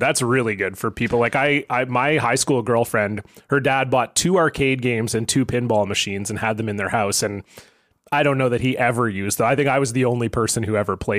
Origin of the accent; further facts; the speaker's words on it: Toronto, Ontario, Canada; moved away as an adult; now in Vancouver, Canada; I grew up in Toronto